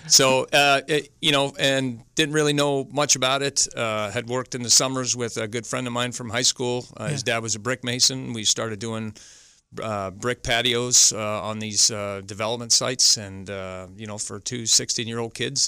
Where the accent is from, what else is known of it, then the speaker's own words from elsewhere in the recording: Ottawa, Ontario, Canada; moved away; I'm from Ottawa originally.